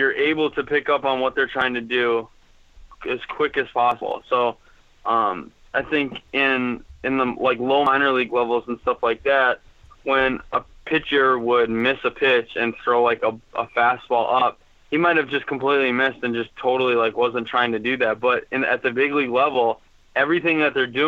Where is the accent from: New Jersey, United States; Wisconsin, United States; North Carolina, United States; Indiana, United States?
Wisconsin, United States; I was from Wisconsin